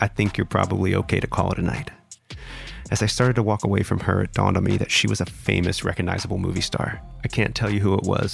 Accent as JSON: {"language": "English", "region": "West Virginia", "country": "United States", "tie": "born or raised there", "moved": "yes", "lives_now": "Los Angeles, United States", "said": "As a West Virginian, Civil War history is a very familiar subject due to the founding of my home state"}